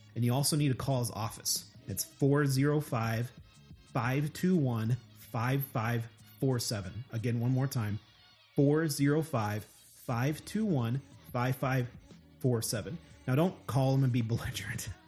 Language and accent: English; Oklahoma, United States; I'm from Oklahoma